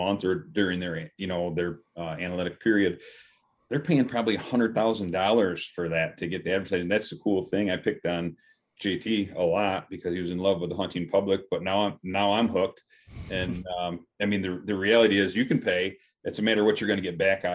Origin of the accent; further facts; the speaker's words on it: Western New York, United States; I'm from Western New York. I'm about 45 minutes south of Rochester